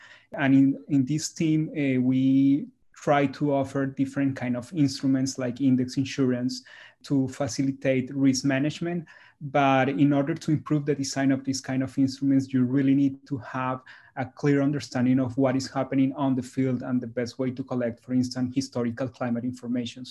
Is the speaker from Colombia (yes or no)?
yes; Colombia; moved away; my home country, Colombia